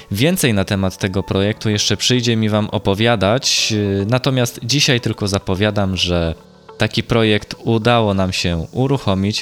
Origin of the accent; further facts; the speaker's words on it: Gdańsk and Sopot, Pomeranian Voivodeship, Poland; u nas w Gdańsku i w Sopocie